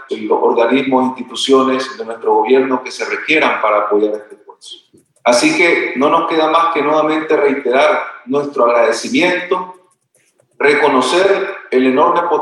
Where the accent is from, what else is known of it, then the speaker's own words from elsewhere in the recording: Nicaragua; para nosotros como nicaragüenses y como centroamericanos